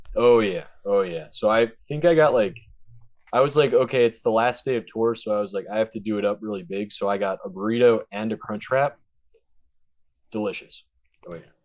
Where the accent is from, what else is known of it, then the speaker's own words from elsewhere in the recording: Maryland, United States; moved away as an adult; also born or lived in Eastern Shore, Maryland; now in Delaware, United States; I'm originally from Maryland.